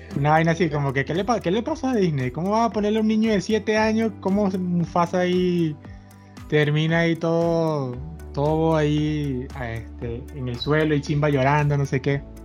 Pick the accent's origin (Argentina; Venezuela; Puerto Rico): Venezuela; todos somos venezolanos